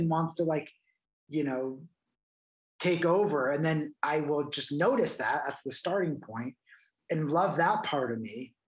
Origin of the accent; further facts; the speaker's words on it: New Jersey, United States; growing up in New Jersey